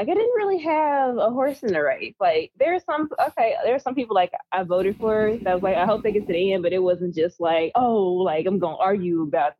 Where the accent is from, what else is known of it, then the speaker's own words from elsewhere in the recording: the South, United States; I'm from the South. I ain't from the North.